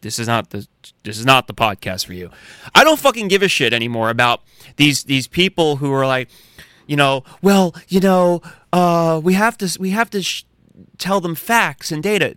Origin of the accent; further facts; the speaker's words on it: United States; as American patriots who have guns